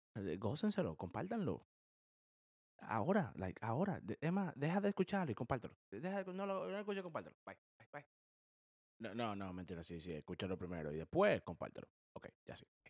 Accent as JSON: {"language": "Spanish", "country": "Dominican Republic", "moved": "yes", "lives_now": "United States", "said": "nosotros los cuatro. somos dominicanos."}